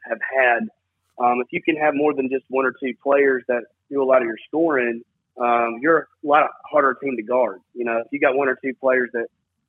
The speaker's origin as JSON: {"language": "English", "town": "Murfreesboro", "region": "Tennessee", "country": "United States", "tie": "born or raised there", "said": "I was lucky enough to grow up in the gyms at Oakland High School"}